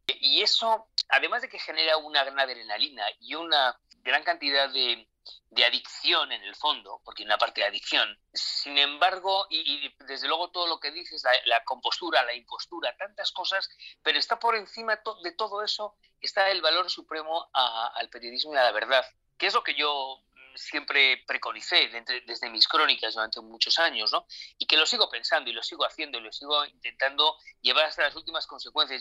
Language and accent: Spanish; Spain; also born or lived in Mexico; en mi país